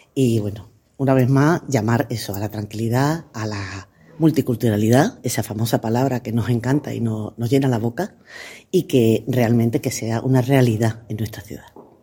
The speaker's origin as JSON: {"language": "Spanish", "region": "Ceuta", "country": "Spain", "said": "somos todos ceutíes"}